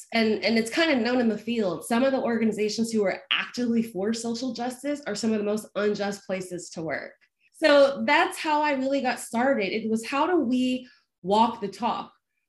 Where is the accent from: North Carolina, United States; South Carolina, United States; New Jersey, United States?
North Carolina, United States; also born or lived in Georgia; the accent's long gone, I always joke, but I grew up in the Southeast. So I grew up in North Carolina and Georgia